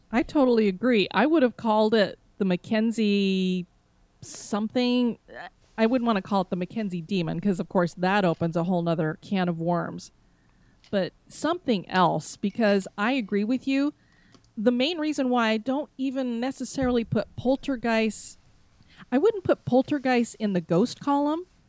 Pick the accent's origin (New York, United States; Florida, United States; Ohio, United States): Florida, United States; I am from Florida